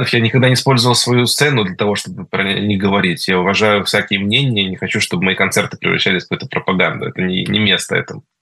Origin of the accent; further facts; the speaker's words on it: Israel; я ему сказал, вопреки всем правилам, что я из Израиля